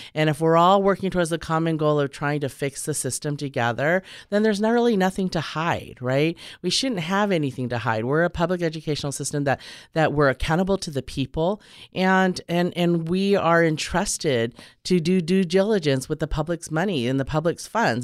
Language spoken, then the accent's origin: English; Orange County, California, United States; moved away as an adult; now in San Diego, United States; I'm actually originally from Orange County, and I came down to San Diego to attend UCSD